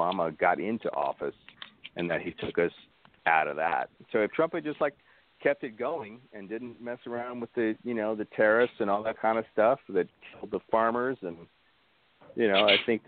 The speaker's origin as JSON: {"language": "English", "town": "New Orleans", "region": "Louisiana", "country": "United States", "tie": "born or raised there", "moved": "yes", "said": "I was born in New Orleans"}